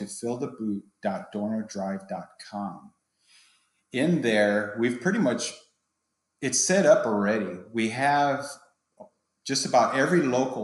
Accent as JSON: {"language": "English", "town": "San Antonio", "region": "Texas", "country": "United States", "said": "I'm from San Antonio. I've been in the department for 26 years"}